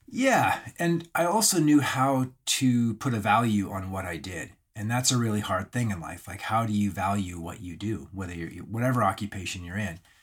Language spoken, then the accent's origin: English; Alberta, Canada; I grew up in the Canadian Rockies, and so that's Banff, Camor, Lake Louise